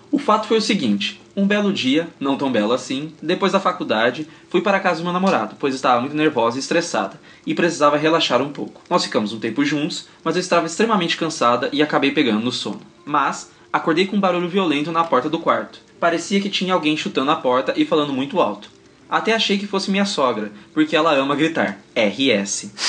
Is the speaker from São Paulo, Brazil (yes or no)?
yes; Jundiaí, São Paulo, Brazil; tenho 23 anos, sou de Jundiaí, São Paulo.